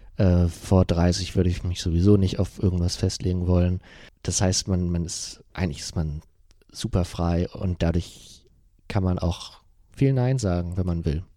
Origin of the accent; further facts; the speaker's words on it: Germany; ich komme ja aus dem, aus dem Bremer Umland, aus Euten. Das ist äh, ähm, schon dörflich.